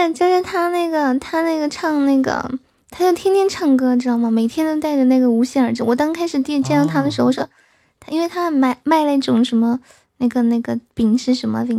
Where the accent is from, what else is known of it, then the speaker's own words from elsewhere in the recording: Yibin, Sichuan, China; now in Chengdu, China; 我我我老家在宜宾的。